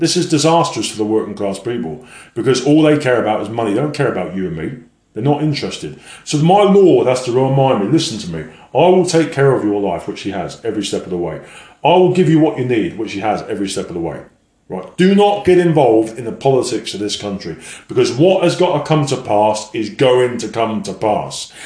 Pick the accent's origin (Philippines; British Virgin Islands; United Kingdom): United Kingdom; England; being an Englishman